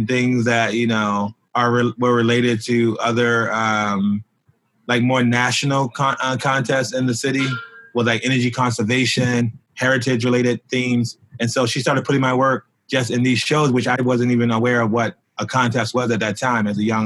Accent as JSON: {"language": "English", "town": "Baltimore", "region": "Maryland", "country": "United States", "tie": "born or raised there", "moved": "as an adult", "lives_now": "New York, United States", "said": "when I was in elementary school in Baltimore, which is my hometown"}